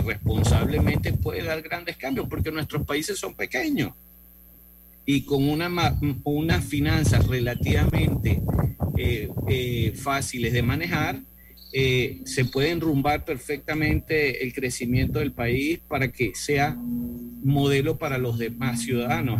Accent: Venezuela; now in Costa Rica; mi origen, soy venezolano, pero actualmente vivo en Costa Rica

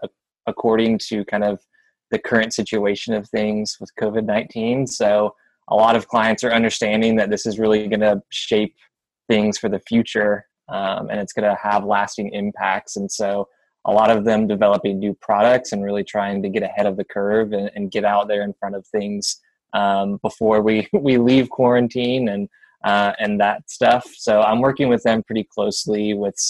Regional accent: Atlanta, Georgia, United States; also born or lived in Denver, Colorado; now in Birmingham, United States; I'm originally from the South, Atlanta

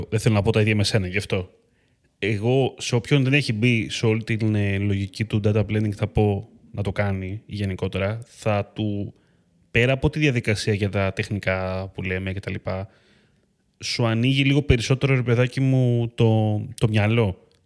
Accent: Eleochoria, Central Macedonia, Greece; Νομίζω ότι είναι αυτό που λένε στο χωριό μου, στα λεωχώρια Χαλκιδική.

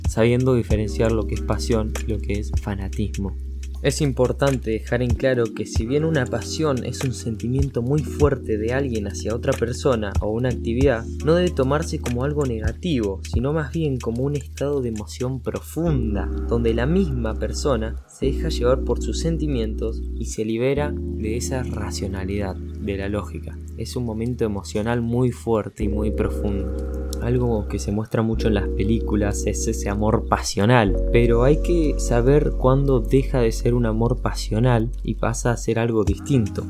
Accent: Argentina; la cultura argentina, incluso en mi país

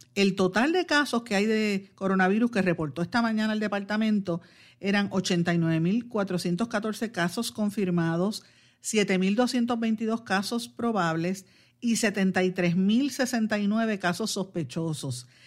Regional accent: Guaynabo, Puerto Rico; mi pueblo de Guaynabo

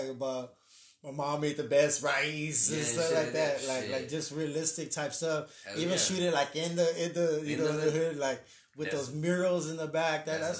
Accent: San Antonio, Texas, United States; especially if you're born and raised in San Antonio, you ain't got nothing to do as a kid, so you're like, oh, let's go walk downtown.

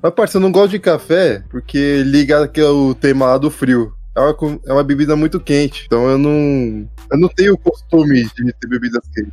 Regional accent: Brazil; Eu sou brasileiro

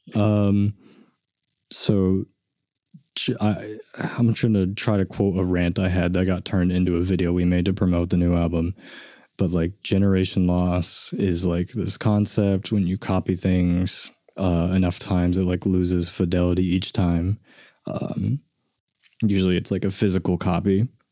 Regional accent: Enid, Oklahoma, United States; I grew up in Enid

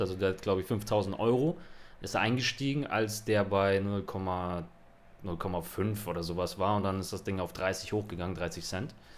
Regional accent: Hamburg, Germany; now in Barcelona, Spain; bei uns in Hamburg

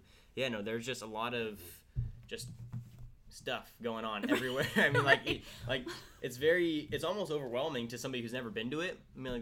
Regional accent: Tulare, California, United States; growing up in Tulare, California

